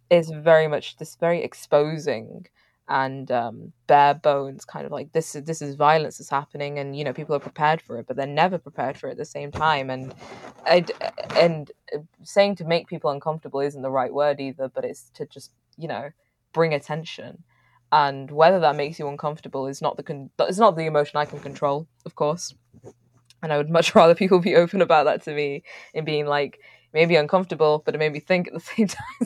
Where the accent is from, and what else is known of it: Manchester, North West England, United Kingdom; born or raised there